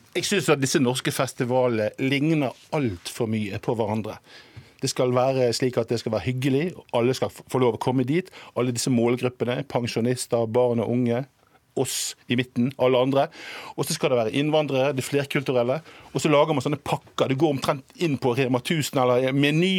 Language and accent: Norwegian; Bergen, Vestland, Norway; Jeg kommer jo fra Bergen